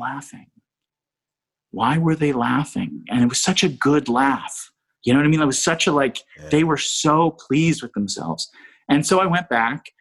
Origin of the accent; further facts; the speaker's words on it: East Coast, United States; I'm from the East Coast